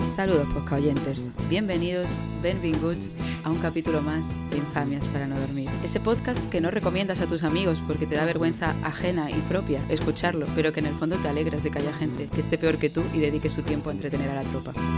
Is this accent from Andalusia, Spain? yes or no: yes; Andalusia, Spain; moved away; siendo ingenieros y andaluces, pues hemos tenido que ser un poco, un poco nómadas